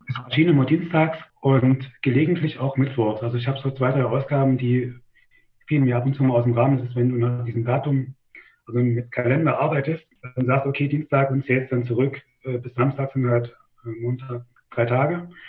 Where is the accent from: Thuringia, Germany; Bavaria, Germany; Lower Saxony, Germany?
Thuringia, Germany; Gera; Also ich bin in Gera geboren und in einem Dorf, äh, in der Nähe von Gera aufgewachsen.